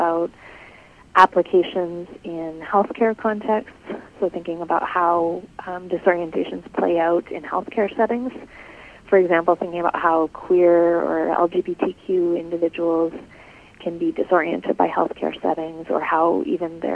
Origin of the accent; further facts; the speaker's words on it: Canada; moved away as an adult; now in Michigan, United States; I'm from Canada originally.